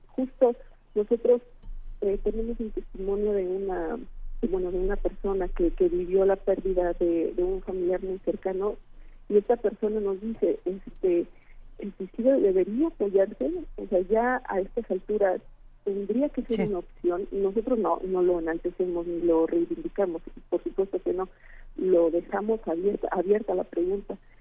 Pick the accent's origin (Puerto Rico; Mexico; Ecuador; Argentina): Mexico; Querétaro; en el estado de Querétaro, de donde yo soy originaria